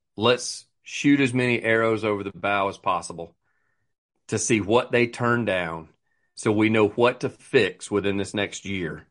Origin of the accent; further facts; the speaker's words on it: United States; being American